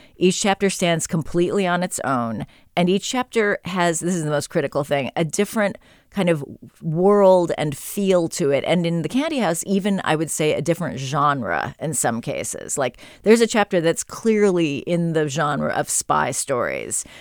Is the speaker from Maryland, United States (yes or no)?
no; San Francisco, California, United States; moved away; I grew up here in San Francisco. I went to Lowell High